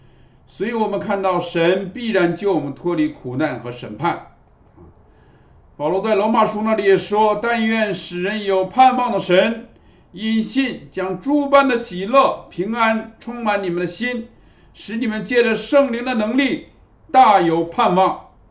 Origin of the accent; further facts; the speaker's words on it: Fujian, China; 我们从福建来的，我们知道啊，福建的榕树是很有名的啊。